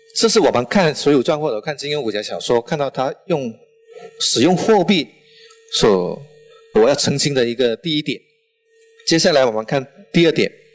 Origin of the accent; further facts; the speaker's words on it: Guangdong, China; accent: strong Chaoshan accent; Chinese is a second language; now in Guangzhou, China; 我，呃，是潮汕人，呃，带了浓重的潮汕口音